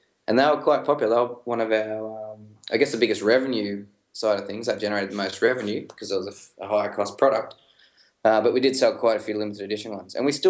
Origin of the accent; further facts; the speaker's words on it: Melbourne, Victoria, Australia; we're two guys from Melbourne